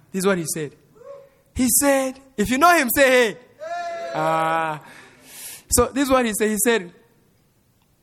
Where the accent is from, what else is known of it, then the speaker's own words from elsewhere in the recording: Rwanda; moved away as an adult; now in Lubbock, United States; my parents are from Congo, but I grew up in Rwanda, and I was born in Rwanda